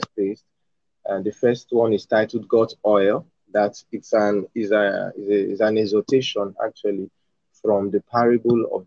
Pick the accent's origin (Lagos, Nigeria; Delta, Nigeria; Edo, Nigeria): Edo, Nigeria; also born or lived in northern Nigeria; I'm from Nigeria. I'm from Edo State, from Nigeria, the southern part of Nigeria. But I was born in northern Nigeria